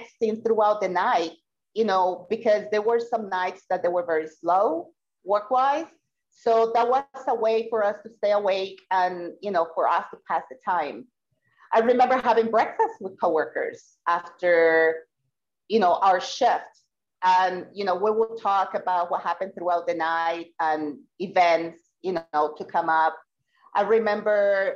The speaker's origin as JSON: {"language": "English", "country": "Puerto Rico", "said": "I am from Puerto Rico"}